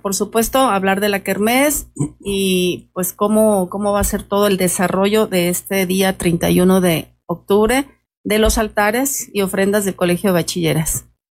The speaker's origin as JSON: {"language": "Spanish", "region": "Michoacán", "country": "Mexico", "said": "esta es nuestra cultura como mexicanos, como michoacanos"}